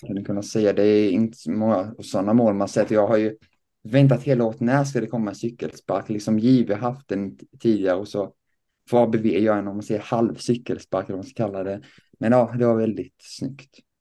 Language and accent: Swedish; Lessebo, Kronoberg County, Sweden; jag kommer då eh, från Lessebo, en liten by eh, utanför Växjö